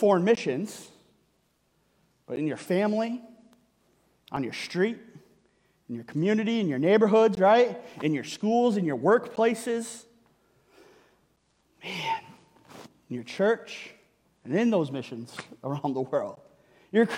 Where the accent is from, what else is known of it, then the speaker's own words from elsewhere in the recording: Michigan, United States; moved away; I'm from Michigan. It's where I grew up.